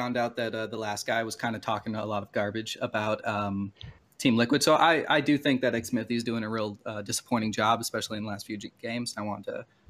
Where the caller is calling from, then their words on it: Seattle, Washington, United States; I'm actually also calling from Seattle